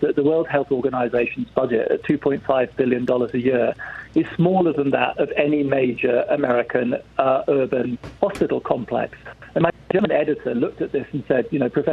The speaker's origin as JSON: {"language": "English", "region": "England", "country": "United Kingdom", "tie": "born or raised there", "accent": "English", "moved": "yes", "said": "you can tell from my accent I'm born English"}